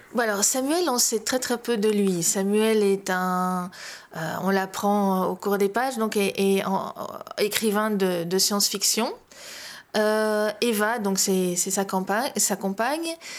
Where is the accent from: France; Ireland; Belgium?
Belgium; now in Spain; J'ai longtemps vécu à l'étranger. Je vis toujours à l'étranger, entre guillemets, puisque j'habite en, en Espagne et pas en Belgique